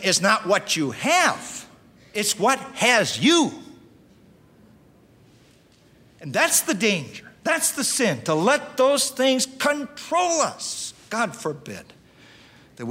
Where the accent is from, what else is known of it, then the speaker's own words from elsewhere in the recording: Russell, Iowa, United States; I grew up there in Russell, Iowa